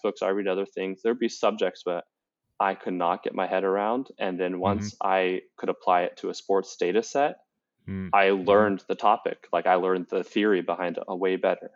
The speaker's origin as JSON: {"language": "English", "area": "DC suburbs", "region": "Maryland", "country": "United States", "tie": "born or raised there", "also_born_or_lived": "Florida", "said": "I grew up in the Maryland, DC suburbs"}